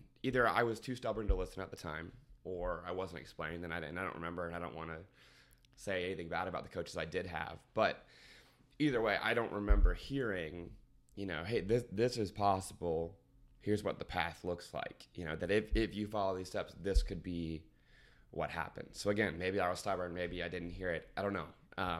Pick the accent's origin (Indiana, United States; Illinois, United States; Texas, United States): Indiana, United States; Indianapolis; also born or lived in Georgia; a team in the west side of Indianapolis, or excuse me, east side of Indianapolis, a little bit in my hometown.